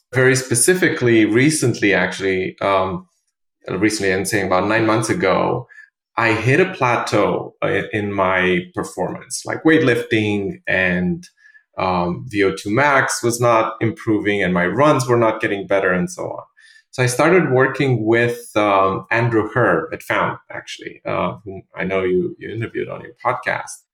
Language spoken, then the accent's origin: English; Romania; also born or lived in London, United Kingdom; now in New York, United States; I'm originally from Romania.